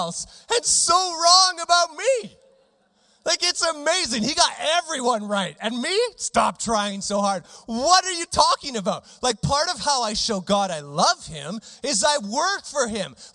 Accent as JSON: {"language": "English", "town": "Regina", "region": "Saskatchewan", "country": "Canada", "tie": "born or raised there", "said": "I grew up in Regina"}